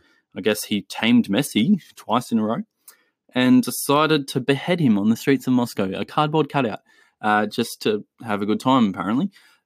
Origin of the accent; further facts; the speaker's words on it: Chile; I have seen so many posts, obviously because of the fact that I'm from Chile.